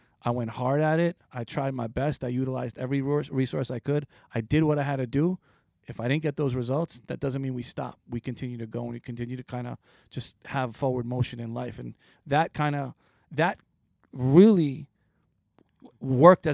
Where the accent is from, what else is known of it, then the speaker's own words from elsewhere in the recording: East Meadow, New York, United States; also born or lived in Queens, New York; I was raised in a town called East Meadow